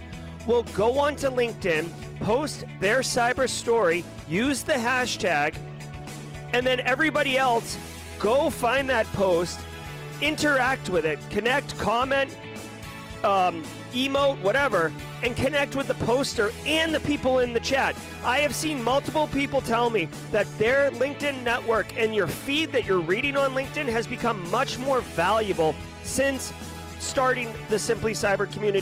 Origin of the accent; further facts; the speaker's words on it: Boston, Massachusetts, United States; I'm from Boston. I say wicked a lot